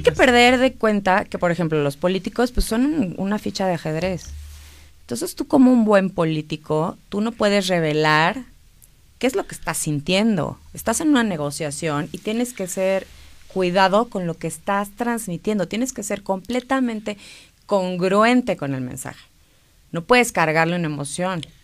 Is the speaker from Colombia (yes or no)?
no; Mexico; como mexicanos